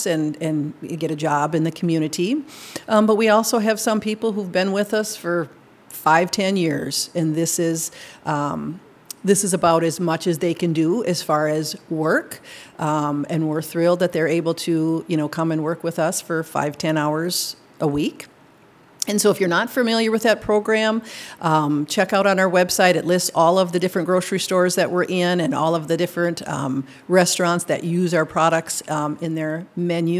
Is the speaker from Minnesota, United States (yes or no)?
yes; Minnesota, United States; moved away as an adult; now in Madison, United States; I'm from Minnesota. I came to Madison to go to grad school